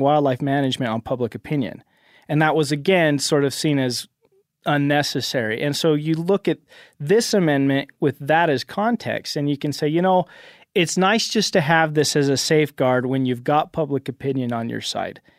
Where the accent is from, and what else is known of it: Cache Valley, Utah, United States